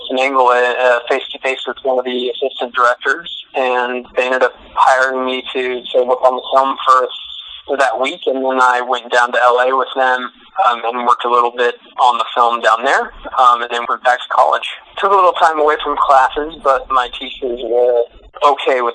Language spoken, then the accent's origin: English; Ferndale, California, United States; being from Ferndale and having grown up on a dairy with my family